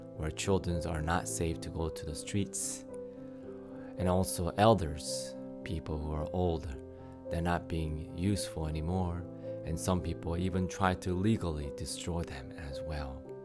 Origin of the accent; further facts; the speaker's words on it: United States; you and I were raised here in the States